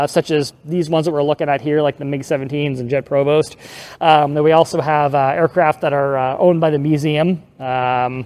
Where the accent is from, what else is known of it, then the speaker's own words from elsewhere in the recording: Seattle, Washington, United States; when I grew up in Seattle there